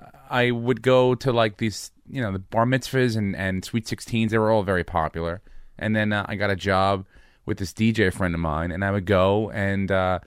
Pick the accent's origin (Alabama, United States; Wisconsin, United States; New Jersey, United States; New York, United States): New York, United States; I came from New York. I came from